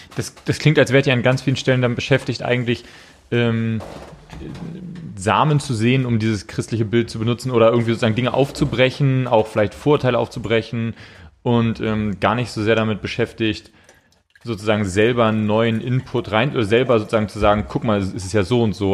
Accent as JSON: {"language": "German", "region": "Hamburg", "country": "Germany", "moved": "yes", "said": "wir kommen aus Hamburg, so … und ich"}